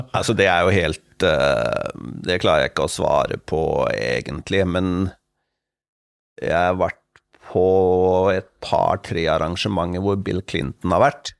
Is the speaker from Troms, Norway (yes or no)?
no; Fredrikstad, Østfold, Norway; min hjemby Fredrikstad.